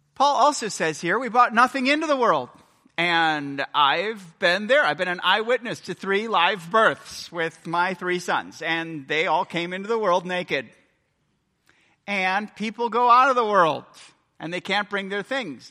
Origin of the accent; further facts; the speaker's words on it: United States; I'm American